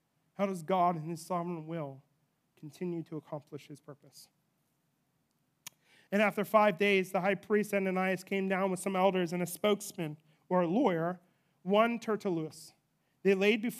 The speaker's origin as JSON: {"language": "English", "country": "United States"}